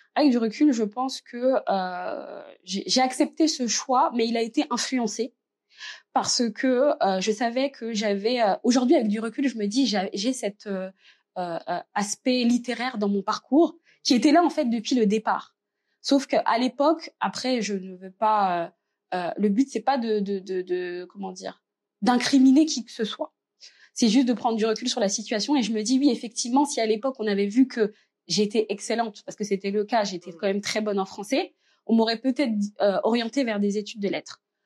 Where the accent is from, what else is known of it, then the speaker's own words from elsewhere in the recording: Reims, Grand Est, France; also born or lived in Verdun; Je suis née dans la petite ville de Verdun, mais j'ai grandi à Reims puisque ma famille et moi, on est arrivés euh, euh, quand j'étais toute petite euh, à Reims, donc en première section de maternelle.